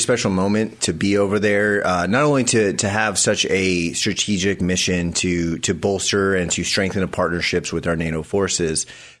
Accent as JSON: {"language": "English", "town": "San Diego", "region": "California", "country": "United States", "tie": "born or raised there", "also_born_or_lived": "Fort Bragg / Fort Campbell", "moved": "as an adult", "said": "I grew up in San Diego, California. So I grew up surfing, building classic cars."}